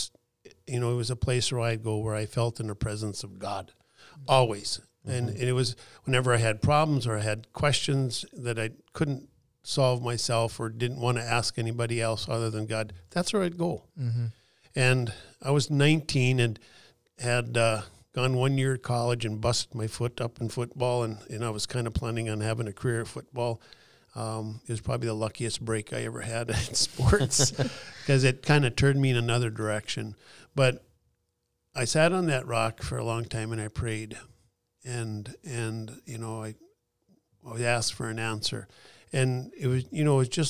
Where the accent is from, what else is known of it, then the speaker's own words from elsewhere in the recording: McKenzie County, Western North Dakota, United States; In Western North Dakota, where I grew up in McKenzie County